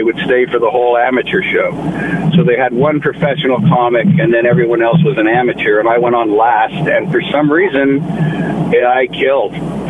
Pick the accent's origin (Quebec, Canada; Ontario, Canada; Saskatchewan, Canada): Ontario, Canada; Ottawa; Well, I grew up in Ottawa, Ontario